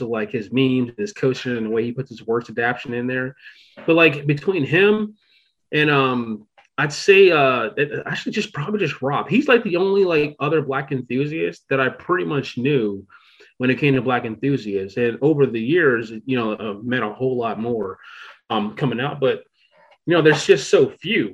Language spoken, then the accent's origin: English; Virginia, United States; I'm from Virginia